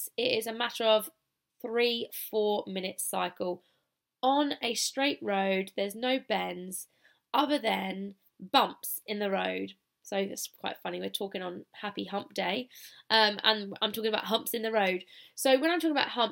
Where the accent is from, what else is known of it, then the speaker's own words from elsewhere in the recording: United Kingdom; accent: British; now in Australia; I've still got my British accent